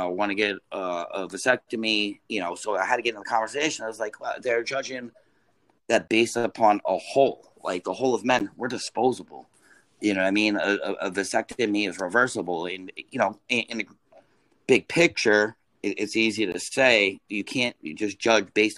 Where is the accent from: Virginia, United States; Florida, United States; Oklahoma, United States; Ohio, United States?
Florida, United States; Deltona; moved away as an adult; also born or lived in Boca Raton, Florida / Deerfield Beach, Florida / Jacksonville, Florida / Seaside Heights, New Jersey; now in New York, United States; I was raised in Florida, just so you know, from in Deltona Lakes. I went to Deltona Lakes Elementary.